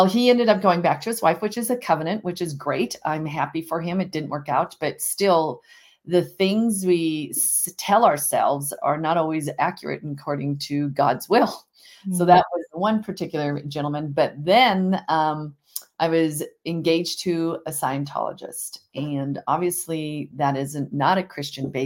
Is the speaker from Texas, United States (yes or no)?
no; Montana, United States; I'm here from Montana, obviously, and grew up on a ranch part-time and in a small community of 35,000 people